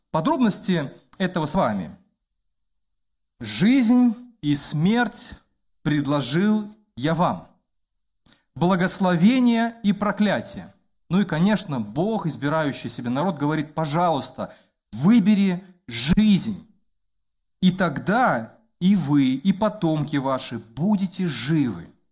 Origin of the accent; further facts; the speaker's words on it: Belarus; я как белорус